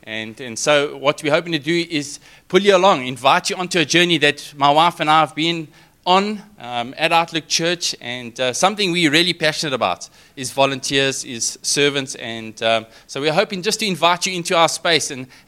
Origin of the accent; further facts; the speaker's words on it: Richards Bay, KwaZulu-Natal, South Africa; I mean, I'm from Richards Bay, I did tell you guys.